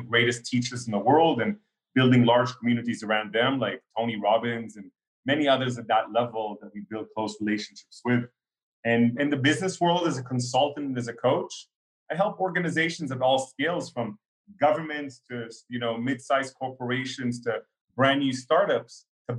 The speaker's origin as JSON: {"language": "English", "country": "Israel", "tie": "born there", "also_born_or_lived": "Canada / Russia", "said": "You know, I was born in Israel, but then lived in Canada, Israel, and Russia for 10 years each in my life."}